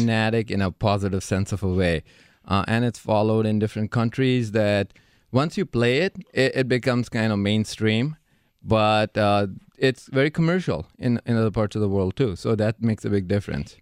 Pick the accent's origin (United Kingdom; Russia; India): India; moved away as an adult; now in Milwaukee, United States; I was born in India